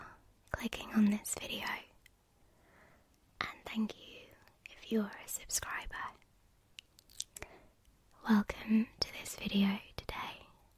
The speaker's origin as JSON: {"language": "English", "town": "Bury", "region": "North West England", "country": "United Kingdom", "tie": "born or raised there", "said": "I was born on January the 1st, 1997, in the United Kingdom, in a little town called Bury, which is in Greater Manchester."}